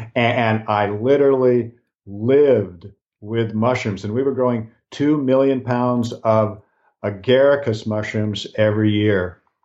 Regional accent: Pacific Northwest, United States; I was born in the Pacific Northwest, so I was born in an area that has lots of rain.

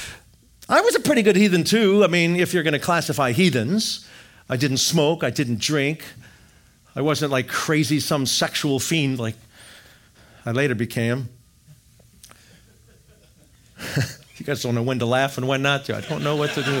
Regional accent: Wisconsin, United States; I grew up in Wisconsin

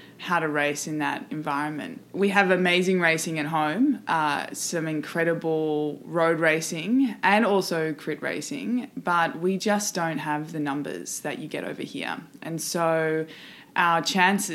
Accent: Australia; I'm here from Australia, guest riding for Butcherbox. And at home, I obviously race for an Australian team

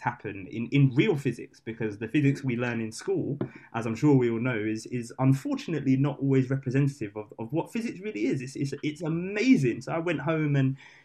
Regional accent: London, United Kingdom; London boys

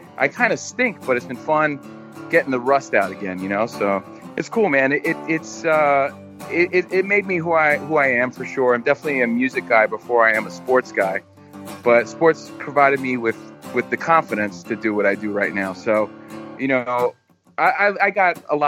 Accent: New York, United States; also born or lived in New Jersey; I grew up in New York

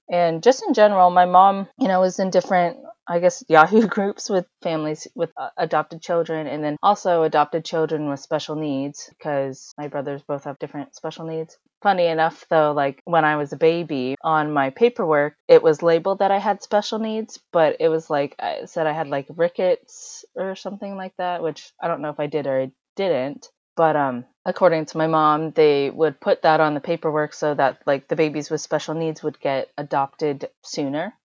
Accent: United States; also born or lived in China; we are technically from China, but at the same time, like, we did grow up here

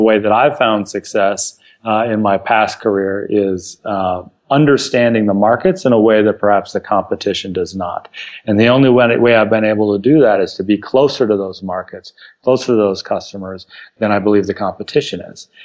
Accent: California, United States; born and raised in California.

